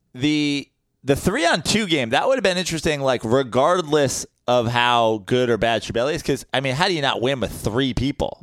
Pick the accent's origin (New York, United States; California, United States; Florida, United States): New York, United States; I'm a New Yorker